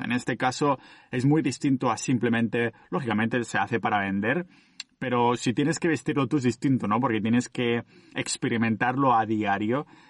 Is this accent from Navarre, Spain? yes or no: no; Catalonia, Spain; mi pueblo, que es más o menos una hora en coche. Ah, y claro, como hay el confinamiento, confinamiento este comarcal aquí en Cataluña